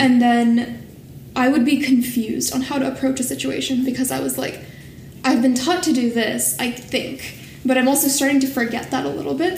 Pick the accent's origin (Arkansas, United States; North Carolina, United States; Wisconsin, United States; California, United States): California, United States; Bay Area; moved away as an adult; also born or lived in Washington State; now in Washington, D.C., United States; growing up in the Bay Area